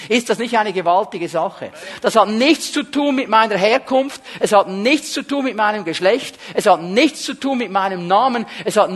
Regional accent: Switzerland; manchmal sind wir Schweizer Christen so extrem ausgerichtet auf das Übernatürliche

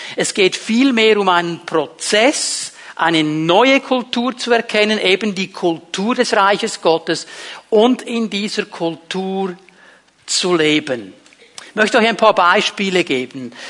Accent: Switzerland; Bei uns in der Schweiz

